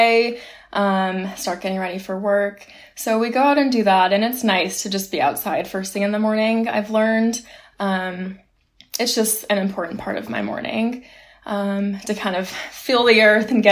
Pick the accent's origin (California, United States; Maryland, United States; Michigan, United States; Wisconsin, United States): California, United States; moved away as an adult; now in Boston, United States; my hometown in California.